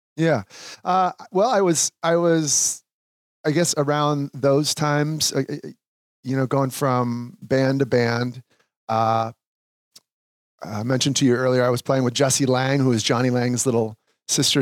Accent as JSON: {"language": "English", "town": "Sauk Rapids", "region": "Minnesota", "country": "United States", "tie": "born or raised there", "said": "I grew up in Sauk Rapids, Minnesota"}